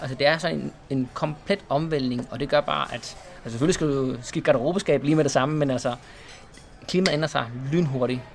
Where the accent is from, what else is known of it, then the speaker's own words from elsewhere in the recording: Esbjerg, Southern Denmark, Denmark; moved away as an adult; also born or lived in Spain; now in Malaga, Spain; Jeg er født i Esbjerg